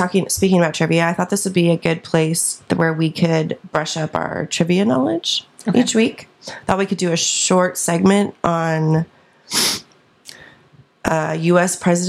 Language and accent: English; Lawrence, Kansas, United States; I am from Kansas. Shout out to my Kansans. I'm from Lawrence